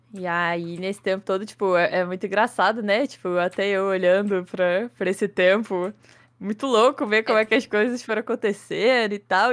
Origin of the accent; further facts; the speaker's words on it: Petrópolis, Rio de Janeiro, Brazil; tenho 23 anos, sou de Petrópolis, Rio de Janeiro